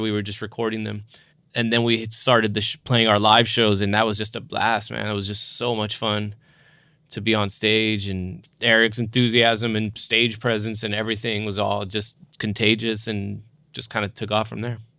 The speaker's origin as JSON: {"language": "English", "region": "South Texas", "country": "United States", "said": "I grew up Catholic and went to Catholic school and I, I'm, I'm from South Texas"}